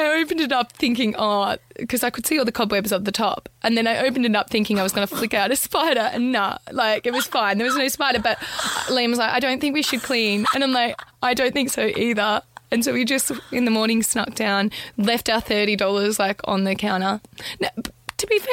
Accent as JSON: {"language": "English", "town": "Melbourne", "region": "Victoria", "country": "Australia", "said": "I'm from Melbourne."}